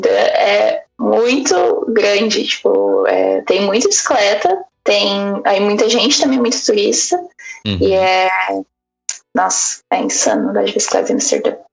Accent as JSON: {"language": "Portuguese", "country": "Brazil", "said": "eu e todas as minhas amigas brasileiras, como bons brasileiros, a gente uhum. não ia passar o carnaval em casa."}